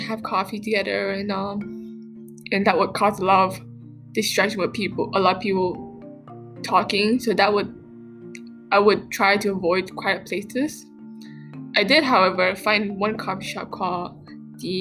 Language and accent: English; Vietnam; now in Canada; I've been back to my hometown country. So it's nice to be back home in Vietnam